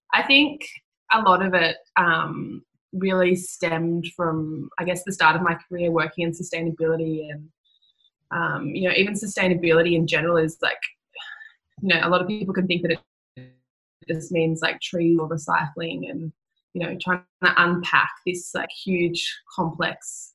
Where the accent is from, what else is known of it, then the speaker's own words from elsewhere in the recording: Newcastle, New South Wales, Australia; I grew up in Newcastle, so I'm a bit of a bogan